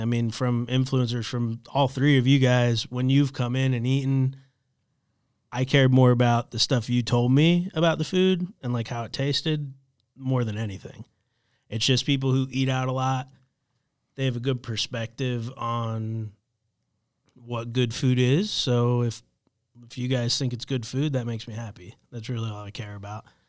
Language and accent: English; Florida, United States; also born or lived in New Orleans; now in Charlotte, United States; I grew up in Florida.